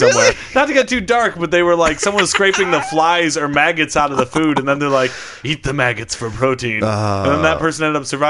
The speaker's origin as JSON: {"language": "English", "region": "Michigan", "country": "United States", "tie": "born or raised there", "said": "I grew up in Michigan"}